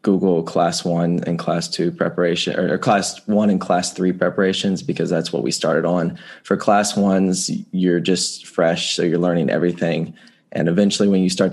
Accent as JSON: {"language": "English", "town": "Winston-Salem", "region": "North Carolina", "country": "United States", "said": "I'm from Winston-Salem, North Carolina"}